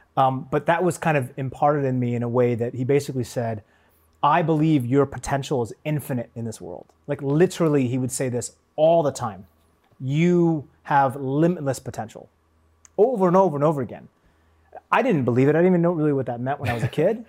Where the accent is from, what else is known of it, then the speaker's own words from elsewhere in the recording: Seattle, Washington, United States; I grew up in Seattle